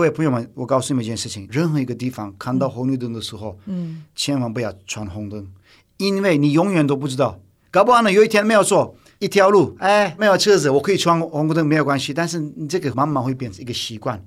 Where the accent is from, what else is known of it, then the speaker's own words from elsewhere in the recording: Turkey; Chinese is a second language; now in Taiwan; 我是土耳其来的